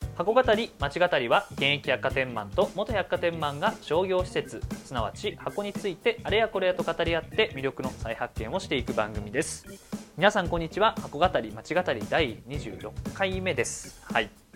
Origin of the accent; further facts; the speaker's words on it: Chiba area, Japan; 僕は千葉の方の出身